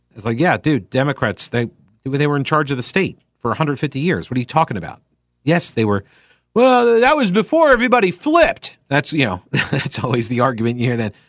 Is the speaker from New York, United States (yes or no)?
yes; Long Island, New York, United States; now in North Carolina, United States; growing up in New York, on Long Island